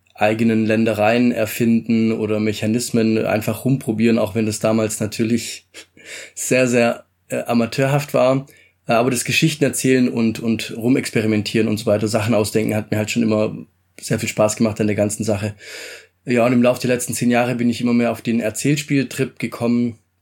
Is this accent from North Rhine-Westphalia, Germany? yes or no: no; Stuttgart, Baden-Württemberg, Germany; also born or lived in Italy; Ich komme ursprünglich aus Italien, aufgewachsen bin ich in schönen Stuttgart.